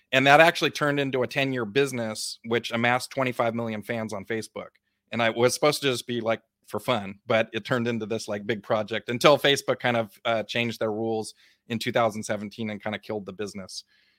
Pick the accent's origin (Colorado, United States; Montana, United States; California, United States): California, United States; Big Sur; I grew up really poor. I grew up in Big Sur Coast in California, with an outhouse and no electricity, goats, hippie parents